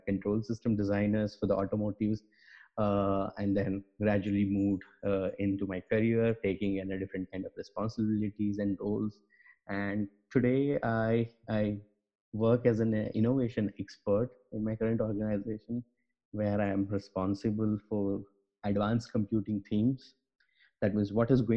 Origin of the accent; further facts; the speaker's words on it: Gujarat, India; moved away as an adult; also born or lived in Bangalore / Stuttgart; I am from India, born and brought up into the Gujarat